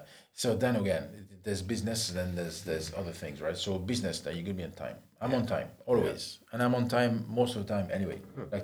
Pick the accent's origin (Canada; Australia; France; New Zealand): France; a small village north of Nice, Provence-Alpes-Côte d'Azur; moved away as an adult; now in Ireland; No, I'm from the countryside. I was born in Nice, but I'm from the countryside, you know.